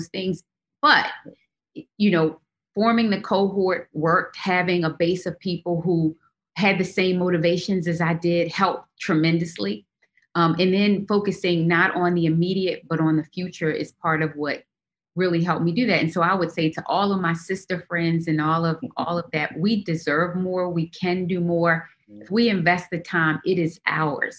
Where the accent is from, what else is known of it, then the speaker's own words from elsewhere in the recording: Baltimore, Maryland, United States; we grew up in Baltimore, extremely, extremely poor